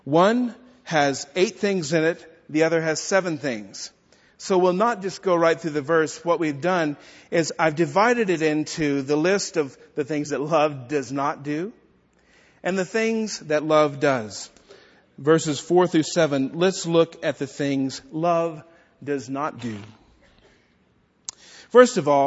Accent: Texas, United States; accent: Texan; In my native tongue, my Texan tongue

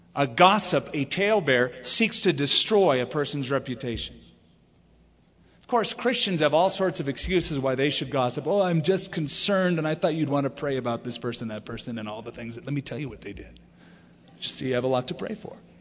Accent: California, United States; now in Albuquerque, United States; I come from California where, you know, we don't even know what a manor is

